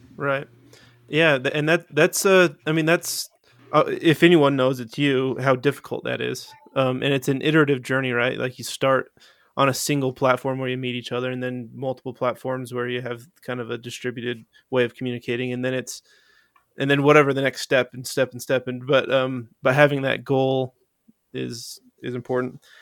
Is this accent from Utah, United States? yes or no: yes; Utah, United States; I grew up in Utah. I'm a Uton